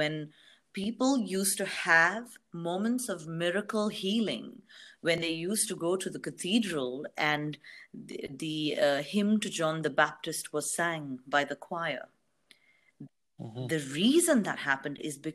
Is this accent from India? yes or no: yes; India; And I come from India